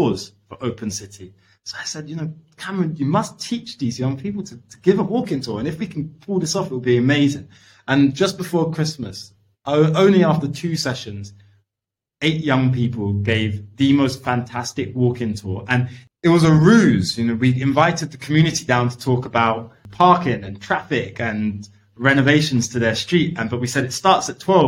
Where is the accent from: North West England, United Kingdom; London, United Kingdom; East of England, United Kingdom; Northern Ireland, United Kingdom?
London, United Kingdom; I grew up in East London. I grew up on Hackney Road, really close to Shoreditch